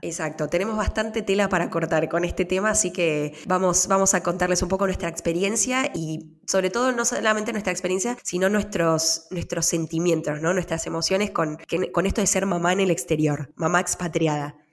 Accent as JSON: {"language": "Spanish", "country": "Argentina", "also_born_or_lived": "New York, United States", "moved": "as an adult", "lives_now": "Switzerland", "said": "yo no, no parí en mi país"}